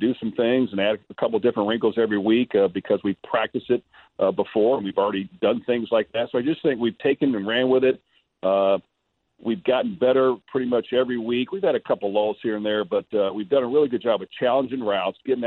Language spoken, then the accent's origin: English; Louisville, Kentucky, United States; my hometown